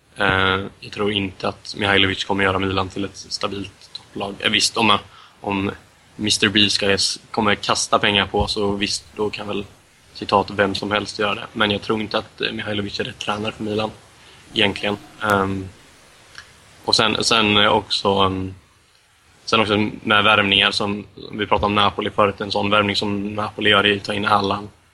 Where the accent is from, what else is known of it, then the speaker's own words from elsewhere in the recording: Sweden; som svensk medellandsupporter